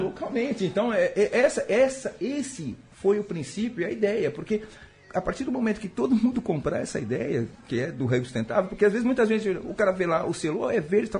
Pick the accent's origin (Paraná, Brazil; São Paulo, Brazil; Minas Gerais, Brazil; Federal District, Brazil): São Paulo, Brazil; Santo André; also born or lived in Feira de Santana, Bahia; eu sou daqui, eu sou de Santo André, moro aqui, mas tenho, moro na Bahia, que também, que tenho residência na, em Feira de Santana.